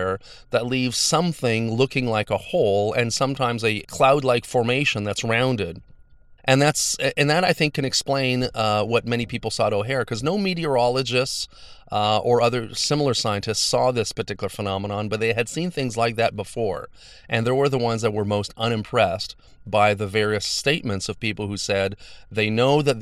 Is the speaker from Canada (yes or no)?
yes; Montreal, Quebec, Canada; I come from Montreal. I live near the airport.